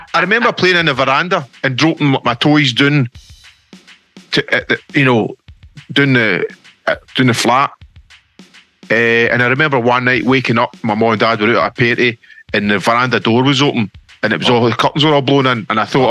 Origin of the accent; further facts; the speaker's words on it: Stevenage, East of England, United Kingdom; I grew up in Stevenson Herks